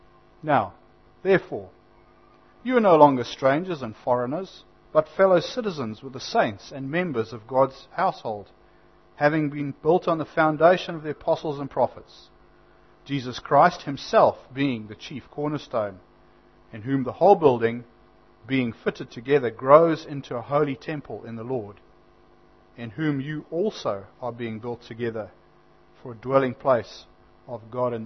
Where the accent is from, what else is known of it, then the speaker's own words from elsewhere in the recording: Zimbabwe; now in New Zealand; I had to renounce my Zimbabwean citizenship